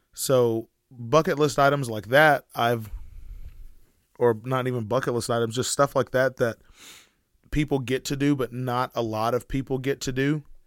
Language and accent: English; Sherman, Denison, Grayson County, Texas, United States; we're from Sherman, Denison, Grayson County area